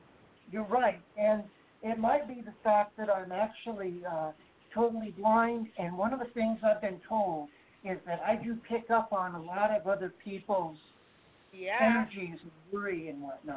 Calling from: Texas, United States; Yeah, this is …. I'm actually calling from Texas also.

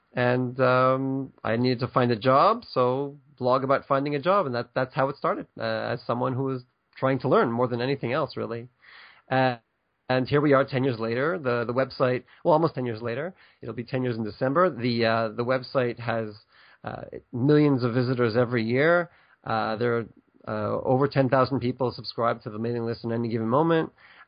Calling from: Ashdod, Southern District, Israel; So I'm actually right now in a town called Ashdod, which is about 35 kilometers south of Tel Aviv on the beach.

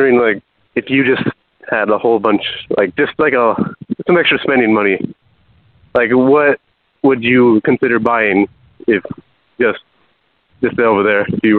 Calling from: California, United States; I'm calling from California.

